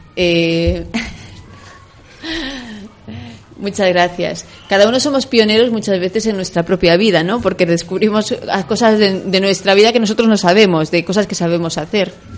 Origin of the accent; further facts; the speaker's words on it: Ferrol, Galicia, Spain; moved away as an adult; now in Republic of the Congo; la medalla de mi tierra y mi patria